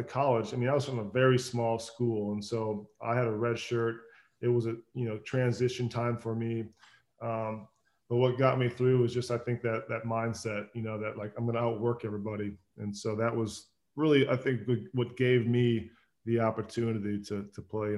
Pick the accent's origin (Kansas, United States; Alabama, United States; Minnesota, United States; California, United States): Minnesota, United States; Growing up in Minnesota, we passed the wild rice fields going to the lakes, and this has been a staple for me growing up.